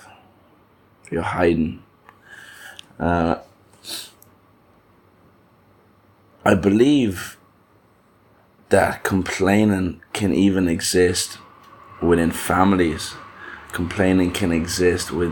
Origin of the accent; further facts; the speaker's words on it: Ireland; growing up in Ireland